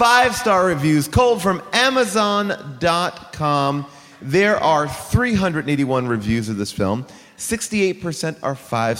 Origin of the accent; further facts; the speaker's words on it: New York, United States; I grew up in New York all my life, so my mom would say, be good, or Jason will take you to Camp Crystal Lake himself.